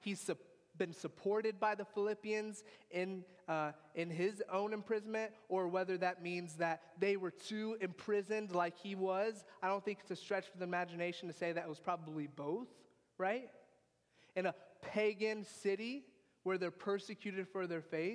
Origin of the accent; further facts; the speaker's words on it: United States; I grew up in America